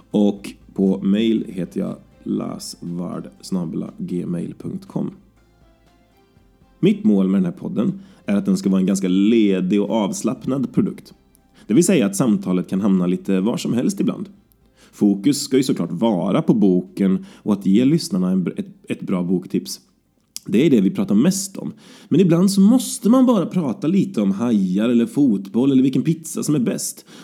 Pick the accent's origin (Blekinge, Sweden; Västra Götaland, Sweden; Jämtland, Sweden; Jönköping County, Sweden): Västra Götaland, Sweden; Falköping; now in Gothenburg, Sweden; Jag kommer ursprungligen från Falköping. Men jag har bott i Göteborg i snart åtta år.